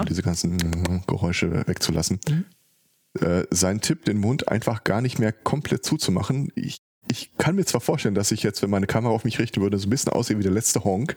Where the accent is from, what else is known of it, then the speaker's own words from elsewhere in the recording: Ruhr area, North Rhine-Westphalia, Germany; hier bei uns im Ruhrgebiet